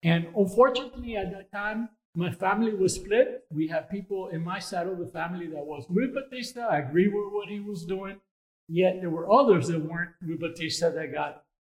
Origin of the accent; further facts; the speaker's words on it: Havana, Cuba; also born or lived in Pinar del Río, Cuba; now in Texas, United States; I was born in Cuba, Pinar del Rio, Cuba, to be exact. That's the extreme west in the island. And then later on, we moved to Havana.